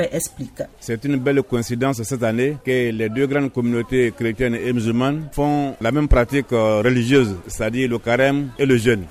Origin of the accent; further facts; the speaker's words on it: Côte d’Ivoire; chez nous en Côte d'Ivoire